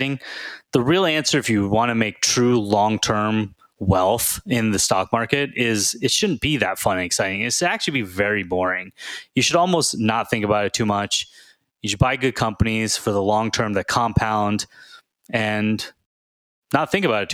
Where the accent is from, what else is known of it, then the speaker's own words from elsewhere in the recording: Houston, Texas, United States; when I was growing up in Houston